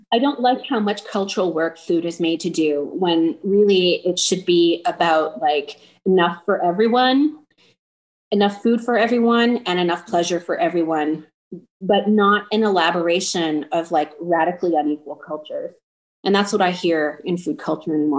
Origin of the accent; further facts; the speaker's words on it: Toronto, Ontario, Canada; I grew up in Chinatown in Toronto